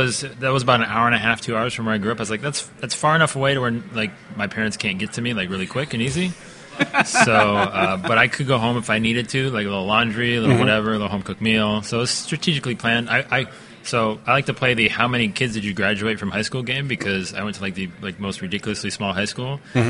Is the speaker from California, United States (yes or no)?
no; Cleveland, Ohio, United States; we're in Cleveland, Ohio.